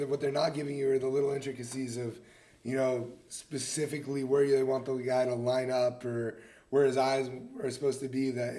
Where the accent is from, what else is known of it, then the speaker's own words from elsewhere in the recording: Marin, California, United States; I'm from Marin.